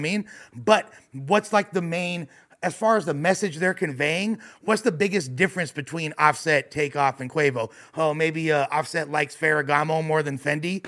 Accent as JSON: {"language": "English", "town": "Los Angeles", "region": "California", "country": "United States", "tie": "born or raised there", "said": "I'm born and raised in West Los Angeles"}